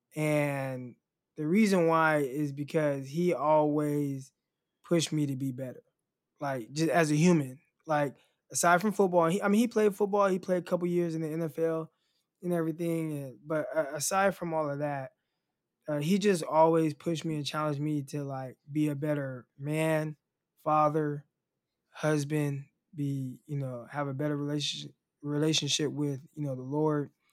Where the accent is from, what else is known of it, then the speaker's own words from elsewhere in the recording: California, United States; moved away as an adult; now in Arkansas, United States; because I was from California